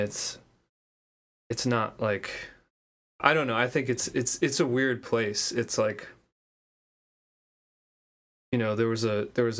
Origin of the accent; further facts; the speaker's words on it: New Brunswick, New Jersey, United States; I'm from New Brunswick, New Jersey, which is a little city in New Jersey, in central New Jersey